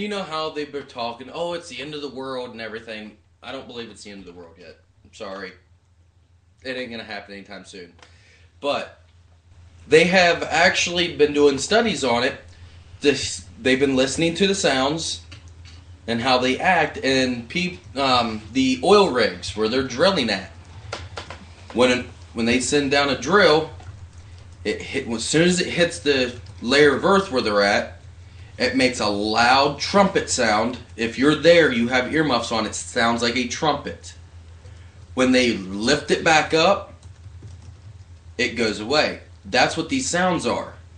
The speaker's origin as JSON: {"language": "English", "town": "Barnesville", "region": "Ohio", "country": "United States", "tie": "born or raised there", "said": "my hometown of Barnesville"}